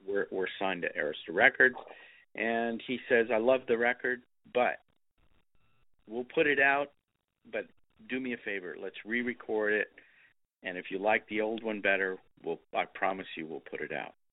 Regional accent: Texas, United States; it had a lot of my roots too, which was growing up in Texas.

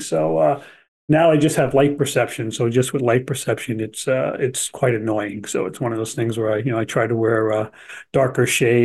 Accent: New Jersey, United States; also born or lived in Albuquerque, New Mexico; I was born in New Jersey originally and grew up there. I also did go to grammar school in Albuquerque, New Mexico, and then back to New Jersey again to finish up grade school and then back into high school

